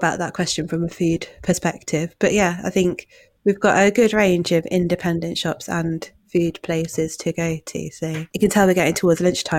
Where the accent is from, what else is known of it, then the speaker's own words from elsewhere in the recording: Manchester, North West England, United Kingdom; now in Nottingham, United Kingdom; I'm originally from Manchester